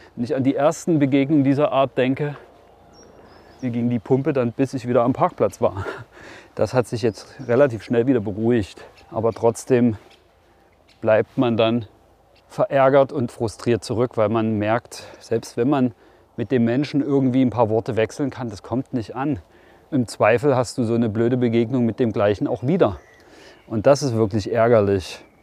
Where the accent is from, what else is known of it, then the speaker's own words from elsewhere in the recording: Brandenburg, Germany; bei uns in Brandenburg